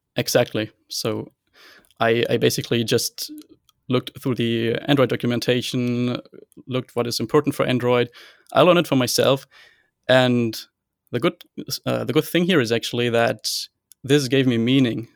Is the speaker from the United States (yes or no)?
no; Hanover, Lower Saxony, Germany; I'm from Hanover, Germany, and I am still a computer science student here